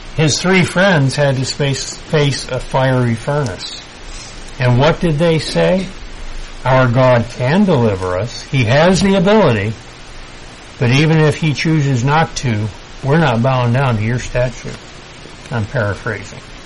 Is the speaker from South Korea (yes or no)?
no; United States; I'm still American